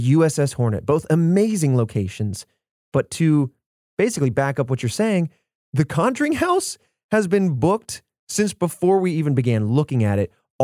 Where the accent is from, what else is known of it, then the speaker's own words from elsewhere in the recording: Indiana, United States; I'm from Indiana